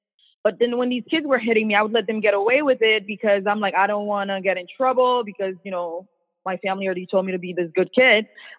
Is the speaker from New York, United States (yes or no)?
no; Boston, Massachusetts, United States; also born or lived in Worcester; I mean, where I was raised in Boston. So literally, it was a city, where I went to school wasn't in Boston. It's called Worcester. So it was like the second biggest city in Massachusetts.